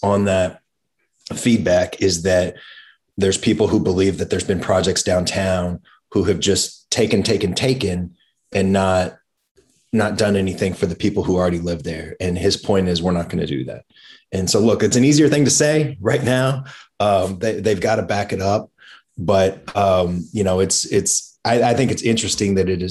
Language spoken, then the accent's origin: English; Emporia, Kansas, United States; now in Kansas City, United States; I grew up in Emporia